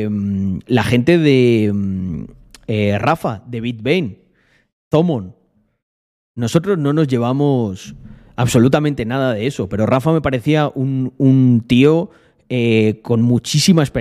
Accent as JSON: {"language": "Spanish", "town": "Almendralejo", "region": "Extremadura", "country": "Spain"}